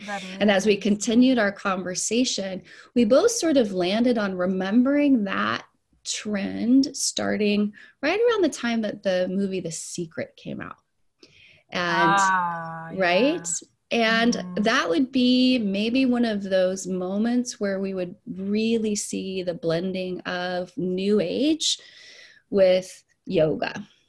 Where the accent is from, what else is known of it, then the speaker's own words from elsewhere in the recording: Puerto Rico; also born or lived in Saint Lucia; I was born in the mission field, and I grew up in Puerto Rico and St. Lucia, and then even domestically, we moved around.